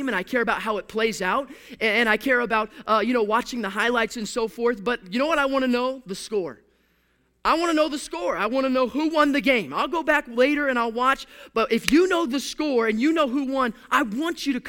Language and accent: English; Houston, Texas, United States; now in Pacific Northwest, United States; I'm from a sports city. I'm from Houston, Texas.